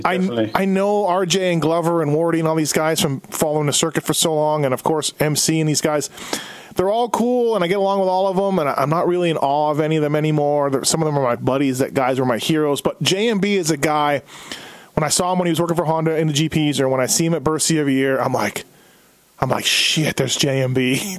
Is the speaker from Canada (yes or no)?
yes; Canada; now in United States; me being a Canadian, although I've lived in the USA as long as I lived in Canada, but me being Canadian